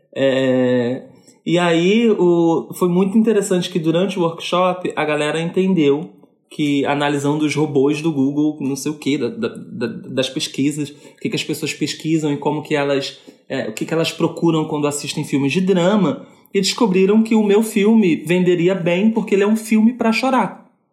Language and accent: Portuguese; Rio de Janeiro, Brazil; sou carioca